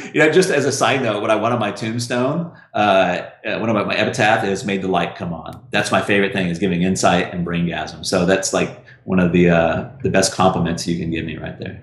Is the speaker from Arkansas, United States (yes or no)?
yes; Russellville, Arkansas, United States; I'm from Russellville, Arkansas